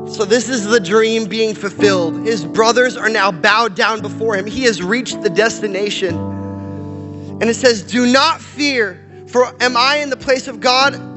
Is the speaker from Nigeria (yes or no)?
no; Canada; moved away; also born or lived in Portland, Oregon; I'm Canadian